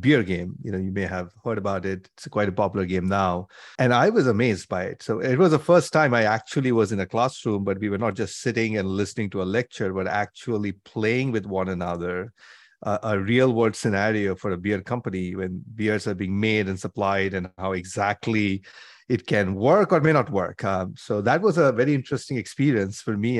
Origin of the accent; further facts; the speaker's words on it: India; moved away as an adult; also born or lived in Mumbai, India / Cambridge, Massachusetts, United States; I grew up in India, so I did my undergrad from Bombay, at I I T Bombay in mechanical engineering